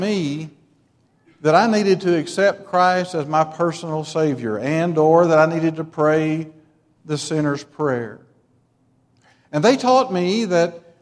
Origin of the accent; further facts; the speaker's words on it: Metropolis, Illinois, United States; When I grew up in Metropolis, Illinois